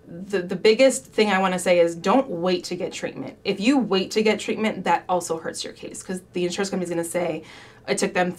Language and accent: English; Sterling Heights, Michigan, United States; also born or lived in West Bloomfield, Michigan; I grew up in Sterling Heights and then we moved to West Bloomfield.